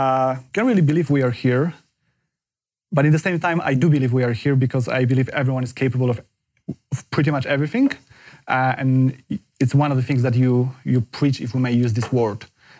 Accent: Poland; moved away as an adult; now in United Kingdom; I'm from Poland. I moved to the UK like 10 years ago.

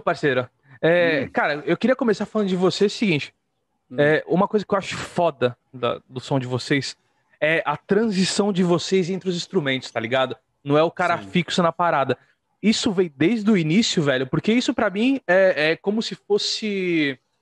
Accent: Santos, São Paulo, Brazil; Eu tô em Santos, velho. Sou de Santos.

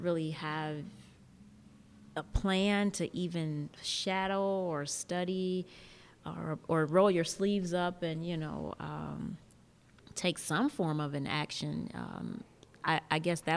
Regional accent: Detroit, Michigan, United States; also born or lived in East Lansing, Michigan; I'm born and raised in Detroit, only went away to go to school.

